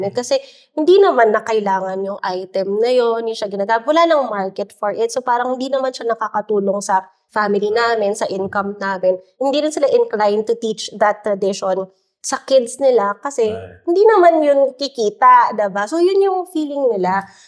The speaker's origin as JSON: {"language": "Tagalog", "country": "Philippines", "tie": "born or raised there", "said": "traditions in the Philippines. Kasi in one case naman, I was talking to this young entrepreneur in my hometown province, no?"}